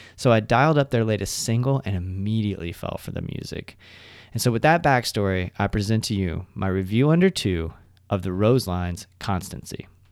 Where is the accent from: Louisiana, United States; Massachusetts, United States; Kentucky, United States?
Kentucky, United States; Elizabethtown; I was born in Elizabethtown, Kentucky